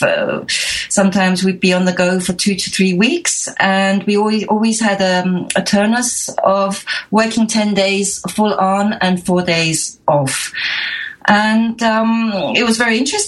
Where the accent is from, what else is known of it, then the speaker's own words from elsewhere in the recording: London, United Kingdom; moved away as an adult; now in Switzerland; my family, when I was around 4 years of age, I'm the eldest of three daughters, we moved to southern London, and I did all my schooling, education, etc. in England